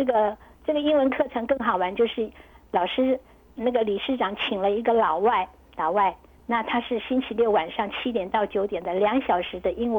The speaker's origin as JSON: {"language": "Chinese", "country": "China", "said": "有一些也是有一点，我们中国人嘛，就是就是都会不太熟悉，就是会比较害羞。"}